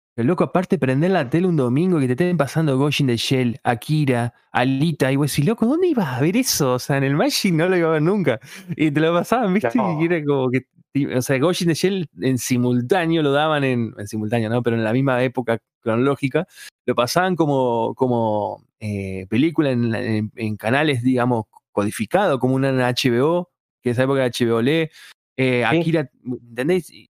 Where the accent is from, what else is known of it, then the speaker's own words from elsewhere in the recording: Paraná, Entre Ríos, Argentina; yo soy de provincia de Entre Ríos, o sea, en, en, Paraná